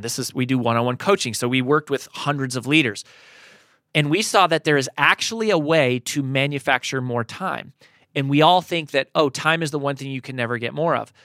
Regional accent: Colorado, United States; moved away as an adult; now in Nashville, United States; I grew up in Colorado. We've been in Nashville since twenty ten

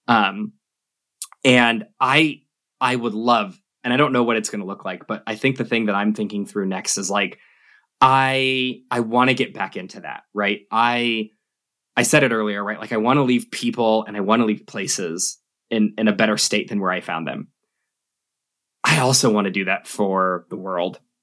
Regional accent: Albuquerque, New Mexico, United States; also born or lived in Sydney, Australia; growing up in New Mexico, where, like, most of the jobs are government

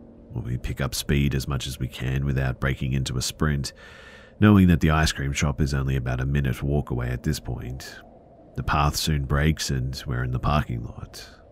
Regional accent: India; The thing is, too, is that I'm from India, of all places. Nobody ever heard of any Bigfoot in India, let alone in an urban environment.

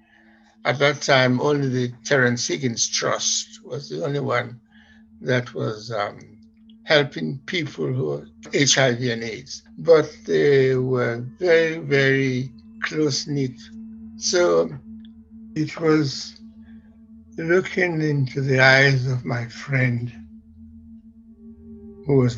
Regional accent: Sierra Leone; now in London, United Kingdom; I am from Sierra Leone, and I went back to do a job there in the broadcasting

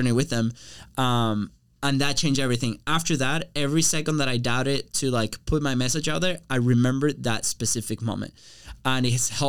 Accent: Venezuela; now in United States; I was coming from Venezuela and I was like living a life that I was really enjoying here in the United States

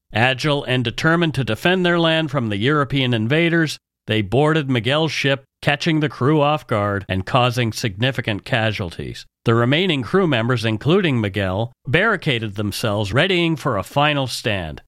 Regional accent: Canada; We are ordinary Canadian schmucks

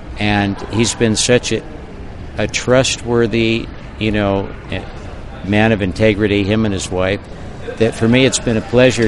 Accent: Santa Barbara, California, United States; now in Half Moon Bay, United States; Because I was raised in Santa Barbara, and that's where my business was, people think of me as a Santa Barbara guy. Well, I've lived in Half Moon Bay for about, I think, since 1980.

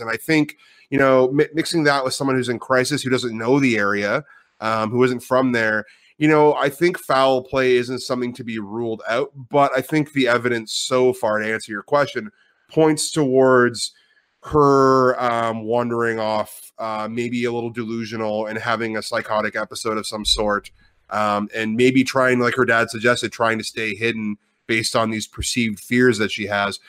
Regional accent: Ottawa, Ontario, Canada; moved away as an adult; now in Vancouver, Canada; I am from Ottawa, so I am an Ontario native.

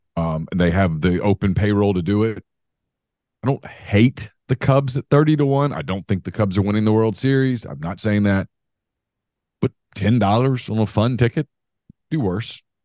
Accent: Ruston, Louisiana, United States; I grew up in Ruston when Karl Malone was at Louisiana Tech

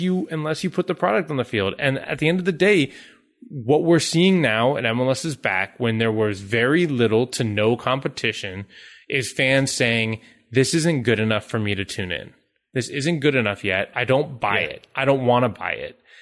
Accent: United States; as an American

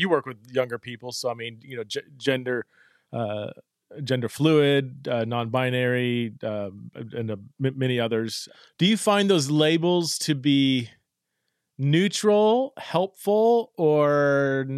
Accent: United States

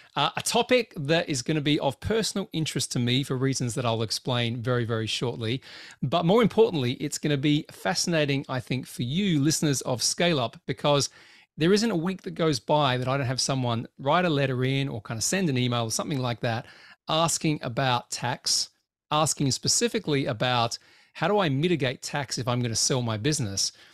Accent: Australia; now in United Kingdom; I live in the U K, I work in the U S, I do work in Dubai, I'm originally from Australia

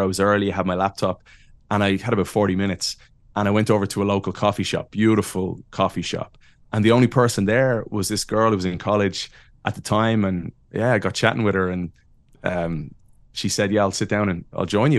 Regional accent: Ireland; moved away as an adult; I am from Ireland and met a Chicago girl

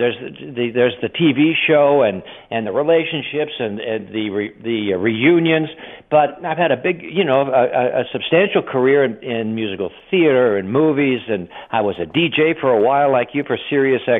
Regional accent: near Hollywood, California, United States; I was raised near Hollywood in California

